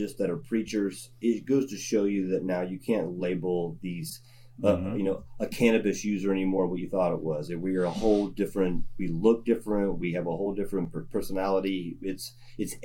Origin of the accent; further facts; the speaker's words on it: the South, United States; I'm from the South.